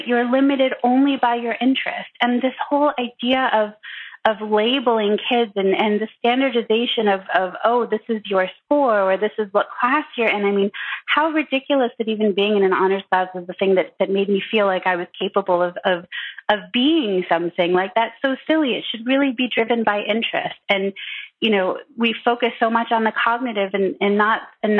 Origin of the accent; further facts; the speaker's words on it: Michigan, United States; now in New York, United States; I live now in New York, but I grew up in Michigan